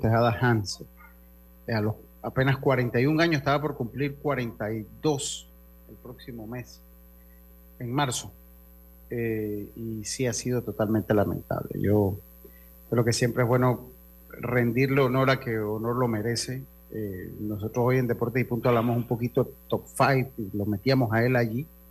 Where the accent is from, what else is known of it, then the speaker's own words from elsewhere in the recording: Panama; todos somos panameños